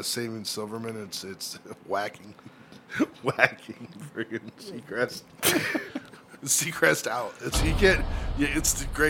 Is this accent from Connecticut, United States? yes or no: no; Staten Island, New York, United States; I'm from Staten Island, dude.